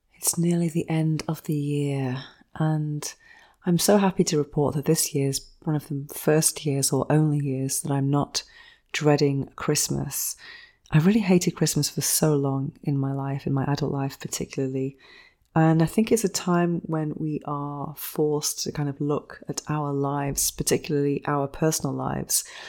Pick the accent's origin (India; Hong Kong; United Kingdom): United Kingdom; England; 'cause I'm English